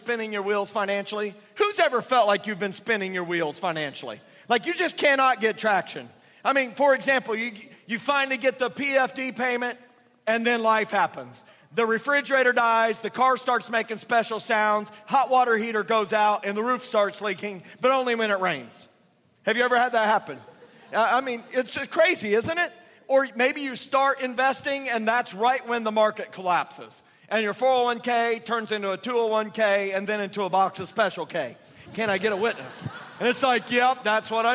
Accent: Indiana, United States; moved away as an adult; now in South Carolina, United States; I was raised in Indiana, but I moved to South Carolina in 1998. So I guess I've been there about half my life.

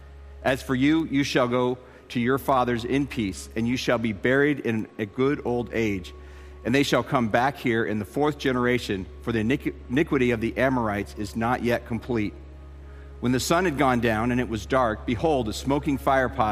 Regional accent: Tucson, Arizona, United States; moved away as an adult; also born or lived in Colorado Springs, Colorado / Dallas, Texas / Denver, Colorado; I grew up in Tucson, Arizona, and I moved from there. I went to high school there, and then I went to college there

